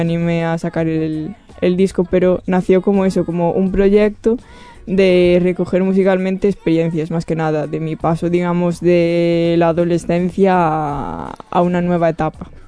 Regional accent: Rianxo, Galicia, Spain; moved away as an adult; now in Barcelona, Spain; soy de Galicia y soy de una, un sitio muy pequeño que se llama Riancho

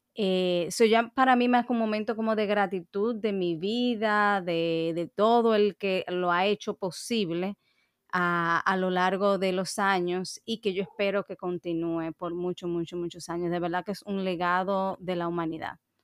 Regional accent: Dominican Republic; yo misma como dominicana

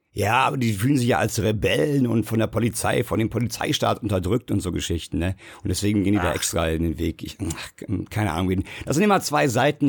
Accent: Bad Soden am Taunus, Hesse, Germany; die auch aus der Hood kommt, wo ich herkomme, Bad Soden am Taunus

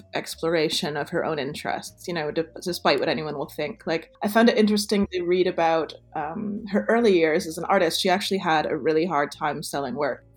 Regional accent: United States; moved away; also born or lived in Toronto, Canada / Montreal, Canada; as an American

